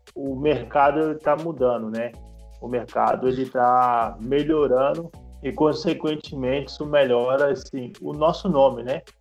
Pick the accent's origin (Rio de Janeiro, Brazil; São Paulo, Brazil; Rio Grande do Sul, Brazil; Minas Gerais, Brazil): Minas Gerais, Brazil; moved away as an adult; eu sou mineiro. Então eu vim de Minas para cá buscando conteúdo